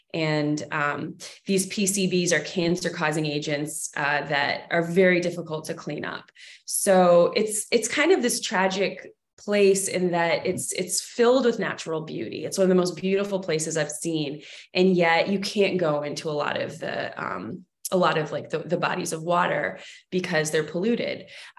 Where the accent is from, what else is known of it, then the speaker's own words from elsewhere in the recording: Massachusetts, United States; also born or lived in Texas / Pittsfield, Massachusetts; So I actually grew up in Massachusetts. I was born in Texas, but I moved to Massachusetts when I was in elementary school.